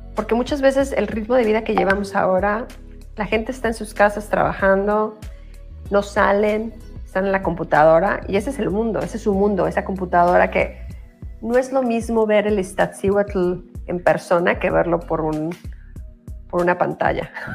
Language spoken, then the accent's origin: Spanish; Mexico; moved away as an adult; now in United States; nací en México, pero hice toda mi carrera en Estados Unidos y yo voy aquí 26